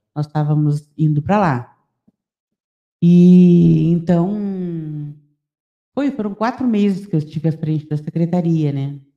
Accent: Santana do Livramento, Rio Grande do Sul, Brazil; eu sou bairrista, adoro a minha terra

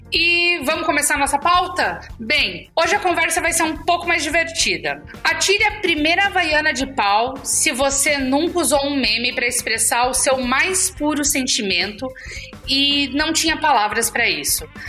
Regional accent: Chapecó, Santa Catarina, Brazil; eu sou do interior de Santa Catarina, eu sou de Chapecó, crescida lá. Não nasci lá, mas cresci lá, passei a vida inteira

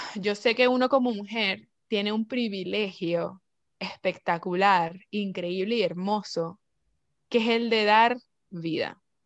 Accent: Venezuela; moved away; nosotros venimos de Venezuela

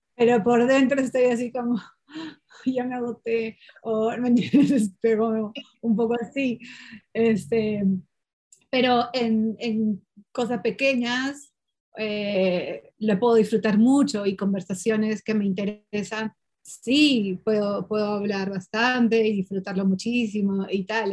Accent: Peru; first language Portuguese; Spanish is a second language

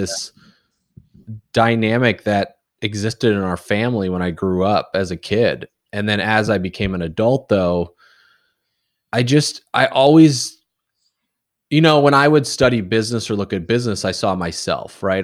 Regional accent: Indiana, United States; moved away as an adult; also born or lived in Casper, Wyoming / Kansas / Alabama / Louisiana; now in New England, United States; I started kindergarten in Indiana, and then I was there until and I went to Purdue for university

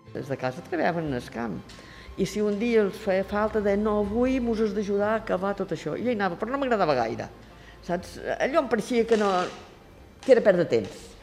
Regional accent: Santa Eulària des Riu, Balearic Islands, Spain; He nascut a Santa Lletruris, tinc 78 anys.

